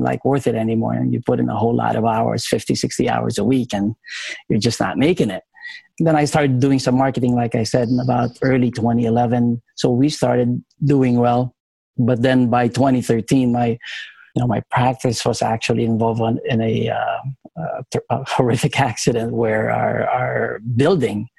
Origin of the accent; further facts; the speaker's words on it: Philippines; moved away; I came to this country in 1994. I'm originally from the Philippines